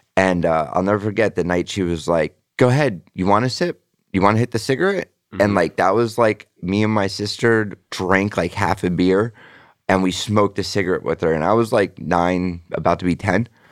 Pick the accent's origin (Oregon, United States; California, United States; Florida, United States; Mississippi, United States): Florida, United States; Sunrise; also born or lived in Parkwood Isles, Davie, Florida; I grew up in Sunrise until I was like what 11